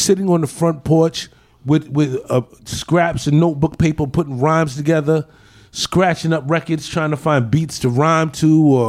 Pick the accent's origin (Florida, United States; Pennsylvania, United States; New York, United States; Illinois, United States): New York, United States; New York City; Queens all our lives.